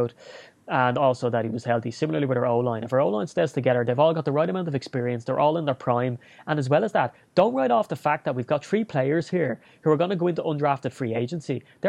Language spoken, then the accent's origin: English; Ireland; also born or lived in Dublin; being Irish, it's kind of, you know, you're born with a list of 10 standard pubs that are the ones to go